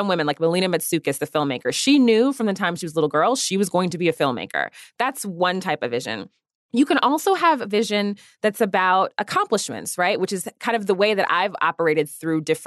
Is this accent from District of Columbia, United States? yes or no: yes; Washington, District of Columbia, United States; I grew up in the Washington, D.C. area